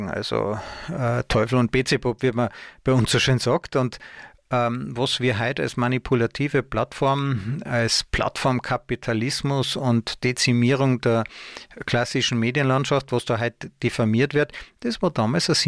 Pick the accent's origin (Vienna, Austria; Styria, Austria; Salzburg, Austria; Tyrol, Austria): Tyrol, Austria; also born or lived in Munich, Germany; habe ich einige Jahre versucht, mich in meiner Heimat Tirol ähm, als Angestellter zu bewerben.